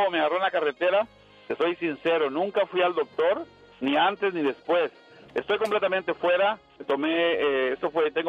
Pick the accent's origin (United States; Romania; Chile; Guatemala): Guatemala; mi país, yo soy de Guatemala